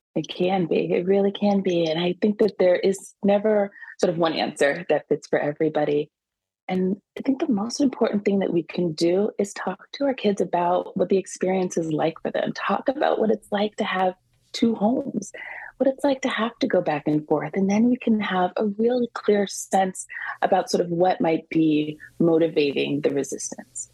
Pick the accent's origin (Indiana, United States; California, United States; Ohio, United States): California, United States; also born or lived in Washington, D.C.; now in New York, United States; I grew up in California, so you know, I'm a little of a California girl mm. at heart, but but definitely a New Yorker. I've been here for over 20 years.